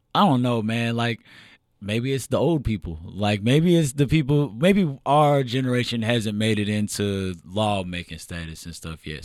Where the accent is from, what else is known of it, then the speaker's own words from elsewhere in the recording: Louisville, Kentucky, United States; also born or lived in Elyria, Ohio / Lorain County, Ohio; I grew up in Louisville